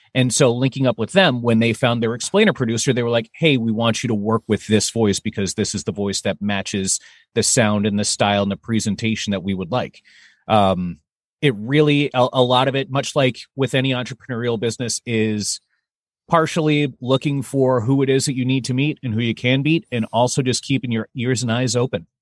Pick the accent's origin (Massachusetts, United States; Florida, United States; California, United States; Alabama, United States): Massachusetts, United States; moved away as an adult; also born or lived in New York; now in Minneapolis, United States; originally I'm actually from Massachusetts